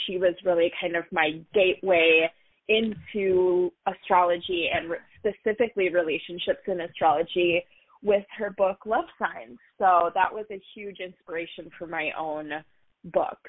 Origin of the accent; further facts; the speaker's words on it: Duluth, Minnesota, United States; also born or lived in Orlando, Florida; I was born um, and raised in a smaller town up north in Minnesota called Duluth